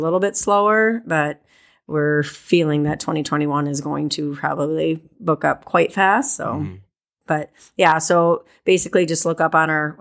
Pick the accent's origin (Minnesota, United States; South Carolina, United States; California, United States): Minnesota, United States; northern; moved away as an adult; now in South Dakota, United States; I'm from northern Minnesota, north of Duluth